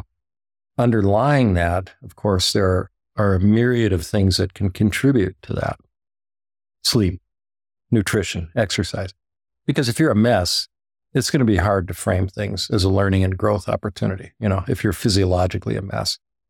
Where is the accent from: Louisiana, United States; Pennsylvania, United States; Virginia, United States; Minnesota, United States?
Minnesota, United States; Minneapolis; So I grew up in Minneapolis, and my mother, she was from Norway.